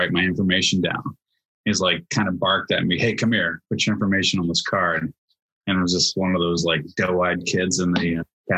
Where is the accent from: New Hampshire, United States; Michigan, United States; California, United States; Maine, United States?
New Hampshire, United States; Portsmouth; also born or lived in New England; I'm a native of New Hampshire. I've lived in all the New England states besides Rhode Island